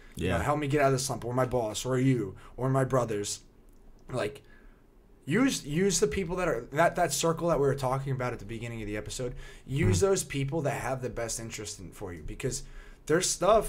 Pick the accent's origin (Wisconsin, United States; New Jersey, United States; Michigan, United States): New Jersey, United States; Like, oh, you're from Jersey? I'm from Jersey.